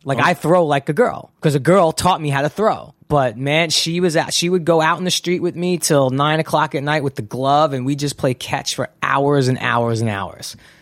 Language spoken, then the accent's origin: English; New York City, New York, United States; moved away as an adult; also born or lived in San Fernando Valley, California; now in Los Angeles, United States; when I grew up in Brooklyn, it was kind of dominated by gangsters